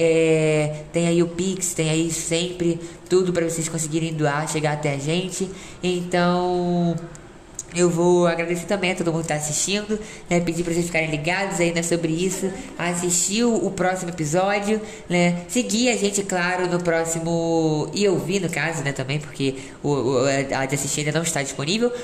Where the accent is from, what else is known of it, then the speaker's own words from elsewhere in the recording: Rio de Janeiro, Brazil; Eu sou carioca